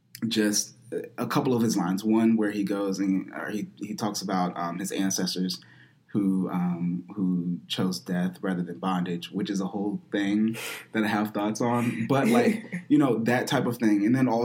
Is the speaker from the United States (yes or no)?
yes; United States; we are fully American